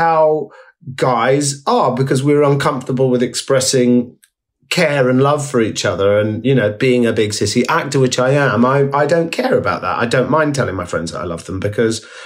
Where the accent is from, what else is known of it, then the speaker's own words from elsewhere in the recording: Essex, East of England, United Kingdom; growing up in Essex in the 80s